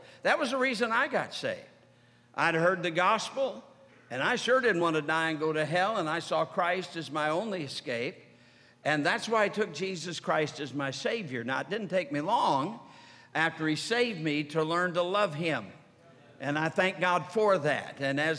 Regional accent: Sturgis, Michigan, United States; I was brought up in Sturgis, Michigan. In Sturgis, Michigan, all the years that I was growing up, we had the Jehovah's Witness come by our house.

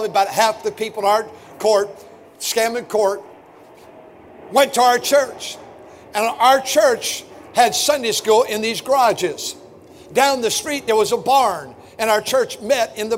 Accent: Milwaukee, Wisconsin, United States; I'm a twin, and we were born in Milwaukee

